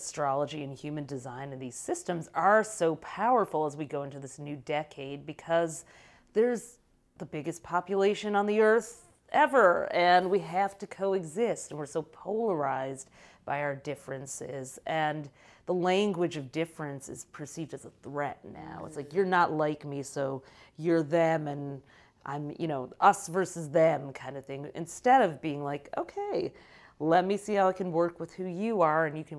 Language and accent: English; Michigan, United States; moved away; I came from Michigan.